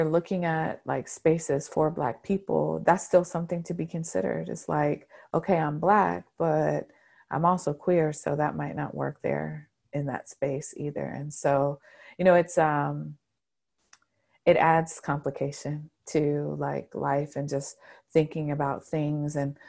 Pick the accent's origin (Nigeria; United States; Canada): United States; the South; because I grew up in the South. I grew up at church.